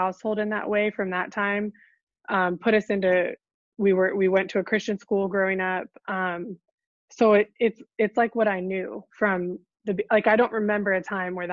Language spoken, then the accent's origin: English; northern Orange County, California, United States; I was born in California, northern part of Orange County, and grew up most of my life there, or all my life there as a kid